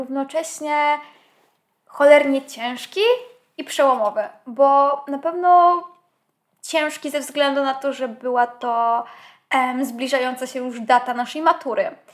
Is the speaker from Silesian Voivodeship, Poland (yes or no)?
no; a village near Kraków, Lesser Poland, Poland; ja niby mieszkając na wsi to nie miałam aż tak źle, bo moja wieś to już nie jest wieś i jest oczywiście kilka, rzut beretem. Rzut beretem, dosłownie 10 minut stąd mamy znak Kraków